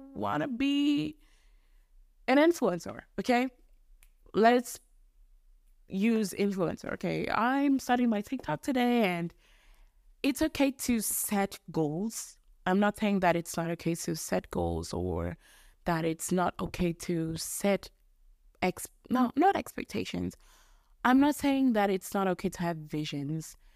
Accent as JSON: {"language": "English", "country": "Mozambique", "accent": "mixture of English, American, Australian, Mozambican", "second_language": "English", "said": "Mozambique is where I'm from"}